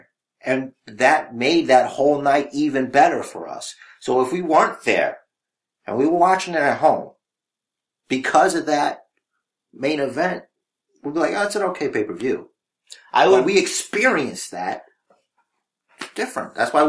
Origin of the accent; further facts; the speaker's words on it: New York City, New York, United States; That's the one thing about being a New Yorker.